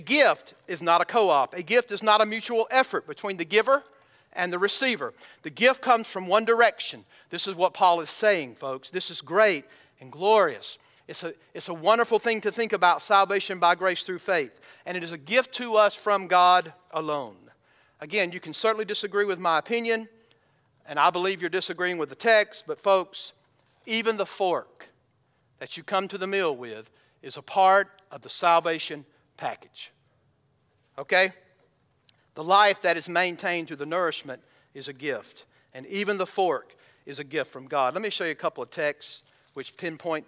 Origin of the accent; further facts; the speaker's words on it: Georgia, United States; I'm from Georgia